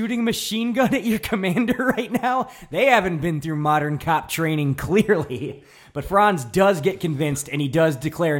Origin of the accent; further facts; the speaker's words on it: New York, United States; I'm from New York.